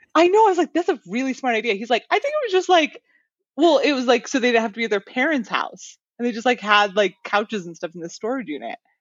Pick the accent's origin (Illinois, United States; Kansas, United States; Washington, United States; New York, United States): Washington, United States; near Seattle; the area that I grew up in near Seattle